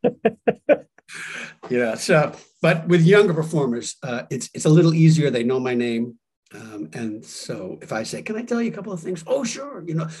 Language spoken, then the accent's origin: English; New York, United States; I'm from New York.